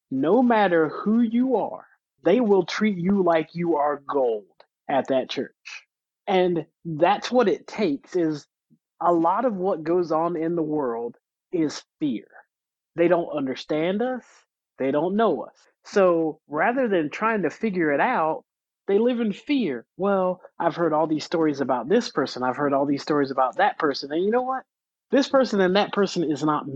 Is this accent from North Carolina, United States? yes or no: yes; North Carolina, United States; moved away; I grew up in North Carolina, where they still have active branches of the Ku Klux Klan